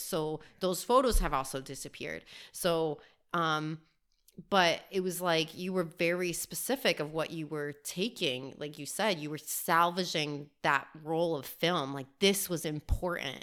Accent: Miami, Florida, United States; also born or lived in Albuquerque, New Mexico; I was raised in Miami, Florida

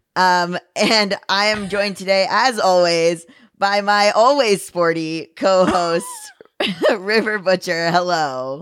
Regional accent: Florida, United States; moved away; this place where I grew up in Florida

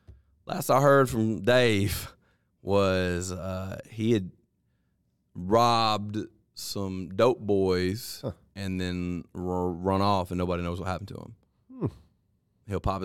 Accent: England, United Kingdom; now in Spain; I'm English, but live in the mountains in southern Spain.

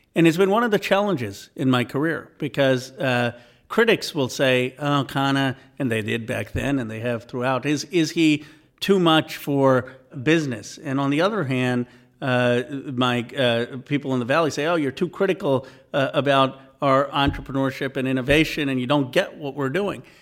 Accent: Philadelphia, Pennsylvania, United States; I was born in Philadelphia, but we would go often to to India uh, in my in the summers

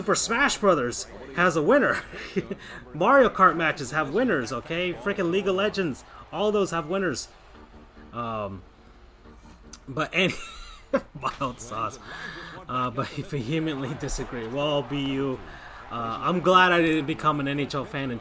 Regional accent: West Palm Beach, Florida, United States; I'm from West Palm Beach. I'm from Palm Beach County

